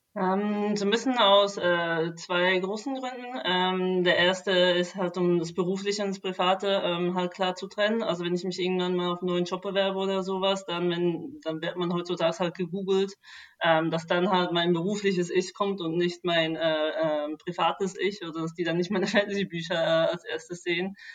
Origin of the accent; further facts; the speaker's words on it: Switzerland; moved away as an adult; now in Berlin, Germany; ich bin eigentlich aus der Schweiz